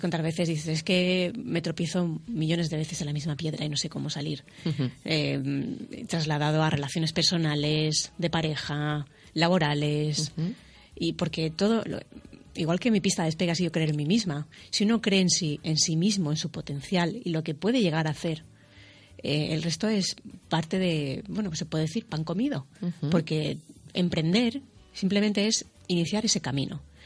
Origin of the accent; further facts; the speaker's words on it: Spain; Yo soy la primera española